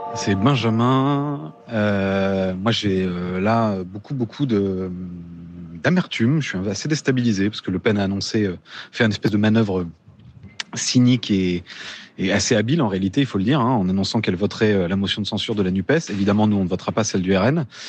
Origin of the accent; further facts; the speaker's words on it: Picardy, Hauts-de-France, France; je viens de Picardie. Hein. L'essentiel de ma famille habite dans ta circonscription